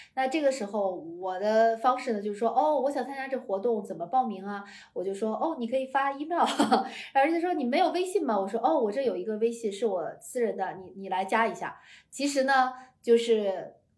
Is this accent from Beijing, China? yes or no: yes; Beijing, China; moved away as an adult; also born or lived in Australia; 我在那里长大，那是我的家